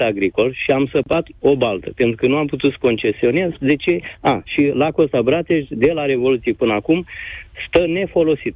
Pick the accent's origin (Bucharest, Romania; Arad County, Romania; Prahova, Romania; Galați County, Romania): Galați County, Romania; Galați; eu sunt din Galați